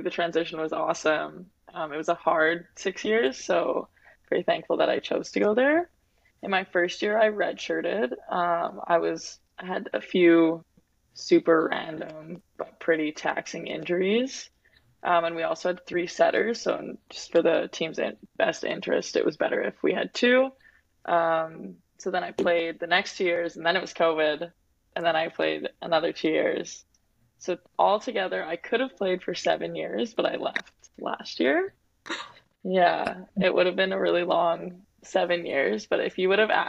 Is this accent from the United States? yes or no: no; Winnipeg, Manitoba, Canada; moved away as an adult; also born or lived in Saskatoon, Saskatchewan; I'm from Winnipeg.